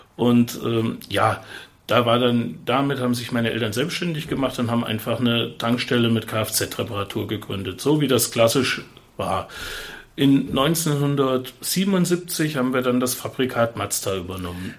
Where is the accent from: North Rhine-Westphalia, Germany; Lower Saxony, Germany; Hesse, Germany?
Hesse, Germany; Fulda; Obwohl wir in Engelhelms gewohnt haben, sage ich mal, und ich, ich eigentlich ein Engelhelmser bin